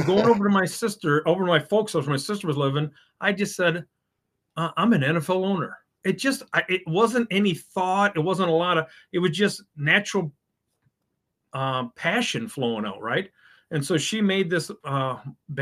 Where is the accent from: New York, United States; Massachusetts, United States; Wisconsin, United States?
Wisconsin, United States; moved away as an adult; also born or lived in Nebraska; grew up here, you know, and then moved away in the military